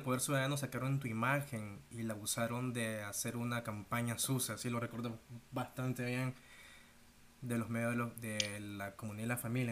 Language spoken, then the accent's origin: Spanish; Nicaragua; como decimos nicaragüenses